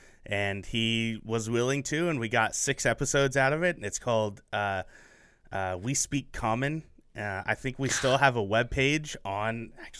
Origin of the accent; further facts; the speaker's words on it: Portland, Oregon, United States; also born or lived in Phoenix, Arizona; I grew up in Portland, Oregon, just not Portland. And so I love the Willamette Valley.